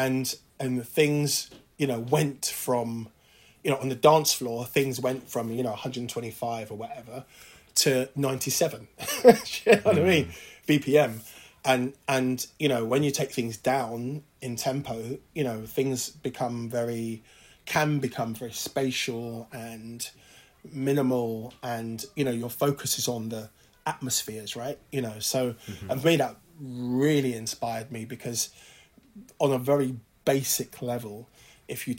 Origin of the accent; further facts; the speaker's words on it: London, United Kingdom; African kids growing up in London